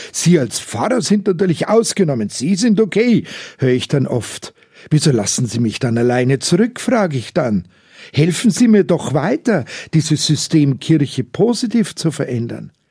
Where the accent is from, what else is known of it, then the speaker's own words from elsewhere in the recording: Munich, Bavaria, Germany; Ich bin halt ein echter Münchner und hier bekannt wie ein bunter Hund.